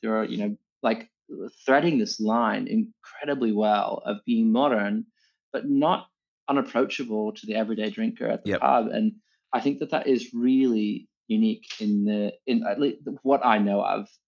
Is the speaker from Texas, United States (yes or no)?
yes; Dallas, Texas, United States; moved away as an adult; now in Sydney, Australia; I grew up in Texas, uh, in Dallas, in, you know, city center.